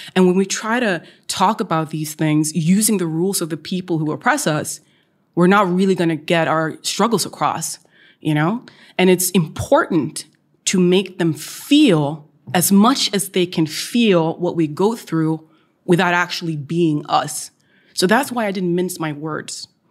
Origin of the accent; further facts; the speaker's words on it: Oslo, Norway; was born and raised in Oslo and the east side of Oslo.